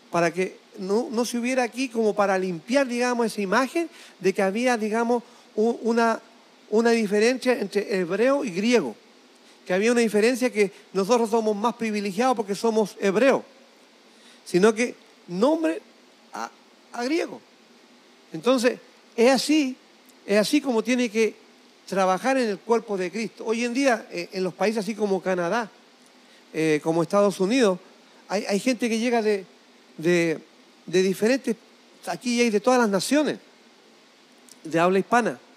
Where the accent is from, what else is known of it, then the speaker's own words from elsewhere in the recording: Chile; Pero aquí, en esta mesa, donde nos sentamos nosotros, los hombres de negocio, somos todos chilenos.